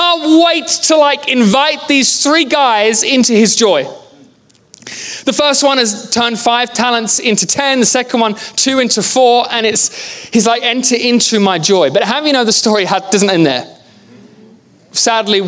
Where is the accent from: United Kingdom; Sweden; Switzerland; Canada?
United Kingdom; England; I'm from England.